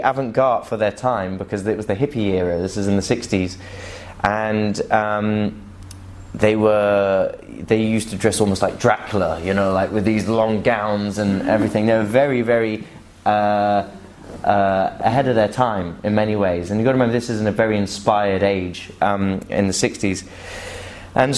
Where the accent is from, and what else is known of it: United Kingdom; now in Dubai, United Arab Emirates